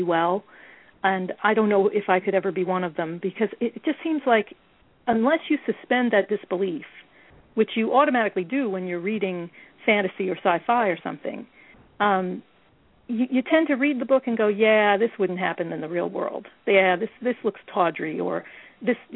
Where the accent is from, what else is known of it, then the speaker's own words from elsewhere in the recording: New York, United States; I'm a New Yorker